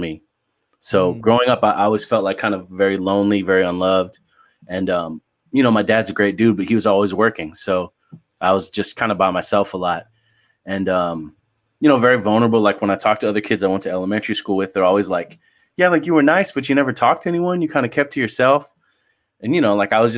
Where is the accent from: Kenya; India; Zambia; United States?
United States; San Clemente, California; also born or lived in Oakland; now in Los Angeles, United States; I grew up in San Clemente and I lived there until I graduated high school.